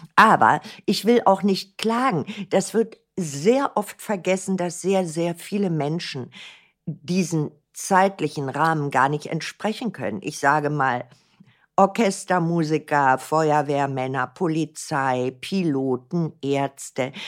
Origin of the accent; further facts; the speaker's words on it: Berlin, Germany; ich bin ein Berliner Kind. Ich bin in Berlin geboren